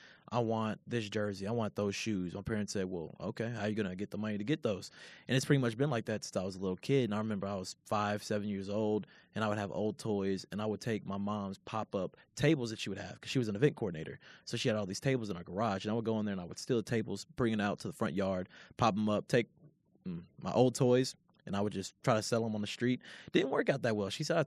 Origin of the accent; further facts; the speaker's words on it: Louisville, Kentucky, United States; And the thing is, I'm not even far from Lexington. I'm from Louisville, which, you know, is about an hour down the block.